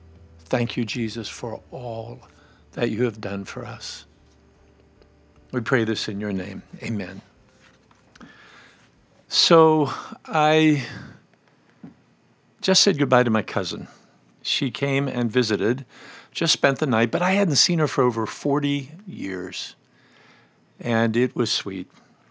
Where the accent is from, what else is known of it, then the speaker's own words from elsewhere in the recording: Pennsylvania, United States; I grew up in Western Pennsylvania, and one of the phrases that is common there about cleaning is redding up.